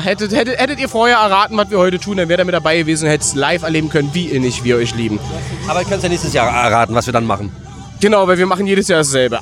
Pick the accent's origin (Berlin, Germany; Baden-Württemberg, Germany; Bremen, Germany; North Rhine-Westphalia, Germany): Berlin, Germany; ich komme aus Berlin.